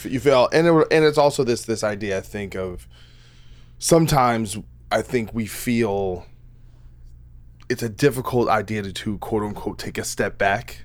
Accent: New Jersey, United States; I'm from Jersey

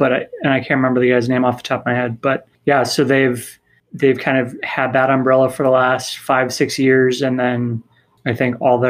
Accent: Northwest, United States; now in Minnesota, United States; Because I grew up in the Northwest and decided to move to Minnesota

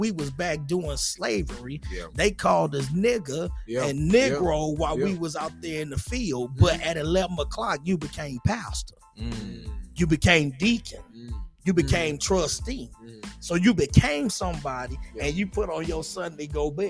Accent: Compton, California, United States; growing up in Compton

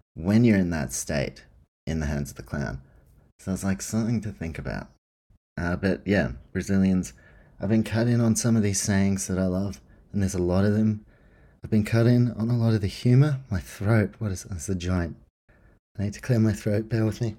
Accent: New Zealand; now in Australia; I grew up in New Zealand and Australia.

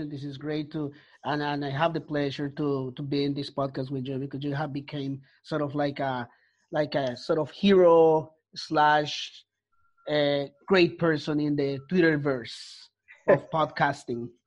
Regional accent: Colombia; English is a second language; also born or lived in Chicago, United States / Canada; now in Toronto, Canada; I was born originally in Colombia, uh, in South America. Um, yeah, I speak Spanish. Um, I live in the United States for 10 years in Chicago

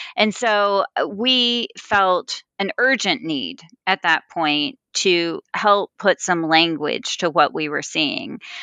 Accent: Texas, United States; originally from Texas. Uh, so I grew up in churches that used to be Southern Baptist.

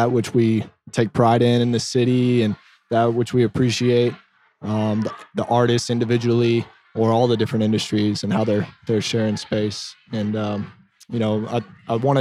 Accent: Dripping Springs, Texas, United States; also born or lived in Austin, Texas; originally from Austin, I grew up in Dripping Springs

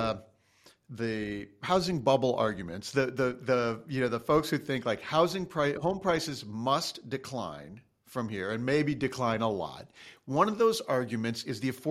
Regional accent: Chicago, Illinois, United States; now in California, United States; I grew up in Chicago

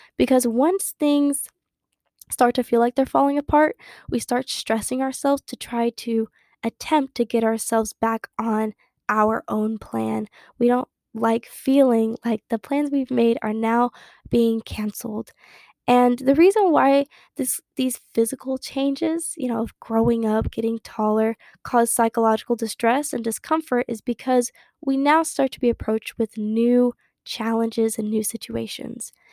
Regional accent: Harlingen, Texas, United States; moved away as an adult; now in Dallas, United States; my hometown, which is Harlingen, Texas, which is near the Gulf of Mexico

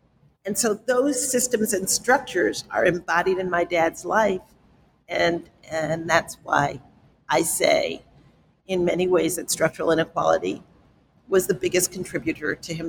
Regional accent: South Bronx, New York, United States; when I grew up in the South Bronx, my father and my mother worked themselves literally to early deaths to make sure that I would not end up in the South Bronx.

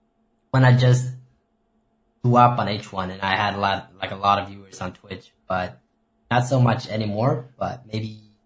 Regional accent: Sweden; also born or lived in Stockholm area; I just moved actually to my hometown 4 months ago, I think.

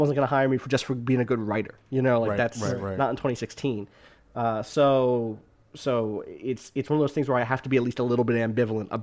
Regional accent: outside Atlantic City, New Jersey, United States; also born or lived in Wilkes-Barre, Pennsylvania; I grew up in South Jersey outside of Atlantic City. Grew up there

